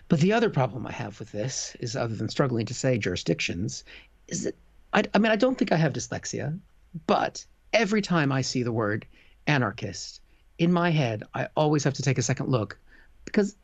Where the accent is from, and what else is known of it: Seattle, Washington, United States; born or raised there; now in United Kingdom